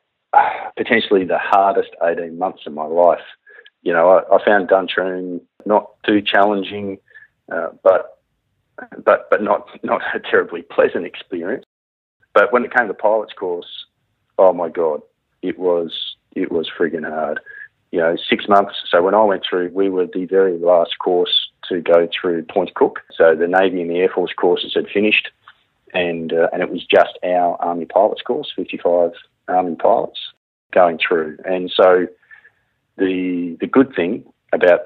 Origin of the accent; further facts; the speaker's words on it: Katoomba, New South Wales, Australia; now in Brisbane, Australia; I grew up in Katoomba in the Blue Mountains